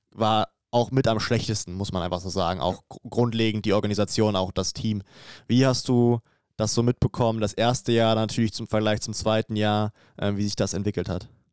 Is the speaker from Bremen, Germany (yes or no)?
no; Spreewald, Brandenburg, Germany; Ich komme ja hier aus Region äh, Spreewald